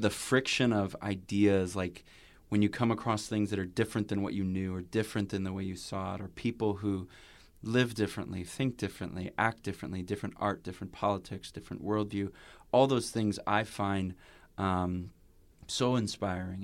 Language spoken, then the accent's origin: English; near Chicago, Illinois, United States; we grew up near Chicago